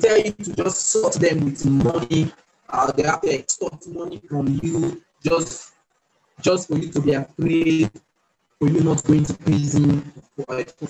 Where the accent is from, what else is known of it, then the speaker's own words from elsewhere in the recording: Nigeria; I'm from Nigeria